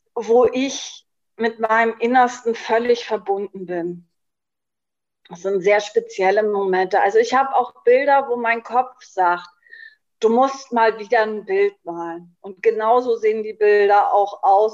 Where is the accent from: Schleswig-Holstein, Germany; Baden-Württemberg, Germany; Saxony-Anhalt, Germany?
Schleswig-Holstein, Germany; moved away as an adult; now in Berlin, Germany; ich bin gebürtige Schleswig-Holsteinerin. Ich habe bis zu meinem 50. Lebensjahr auch in Schleswig-Holstein gewohnt